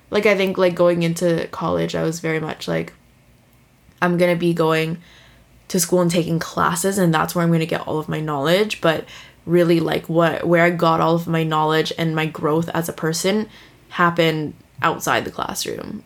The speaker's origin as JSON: {"language": "English", "town": "San Francisco", "region": "California", "country": "United States", "tie": "born or raised there", "also_born_or_lived": "Toronto, Canada", "moved": "as an adult", "lives_now": "Vancouver, Canada", "said": "I was born in Toronto, and um, I moved to San Francisco. Like my family moved to San Francisco when I was two or three years old, and I was raised there, lived there my whole entire life up until I graduated high school"}